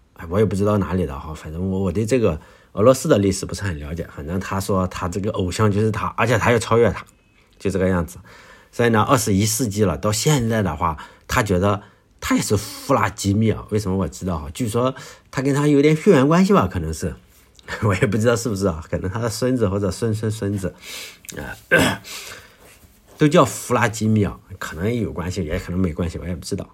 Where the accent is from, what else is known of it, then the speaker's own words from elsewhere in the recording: Shandong, China; 我的故乡，呃，在山东